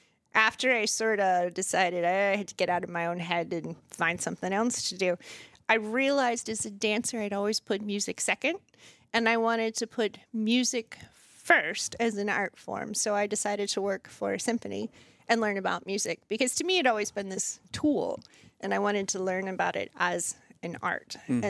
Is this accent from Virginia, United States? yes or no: yes; Ashburn, Virginia, United States; moved away as an adult; also born or lived in Richmond; now in Winchester, United States; I'm from Ashburn.